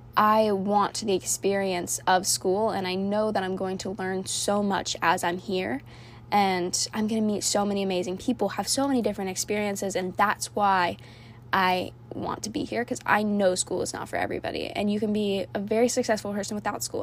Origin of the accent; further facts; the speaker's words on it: Orlando, Florida, United States; moved away as an adult; also born or lived in Cocoa Beach, Florida; now in High Point, United States; I am originally from Fl- Orlando, Florida